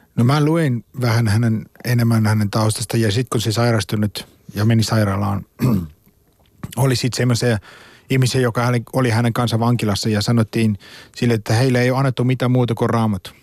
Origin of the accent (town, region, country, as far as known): South Africa; born or raised there; Finnish is a second language; moved away as an adult; now in Finland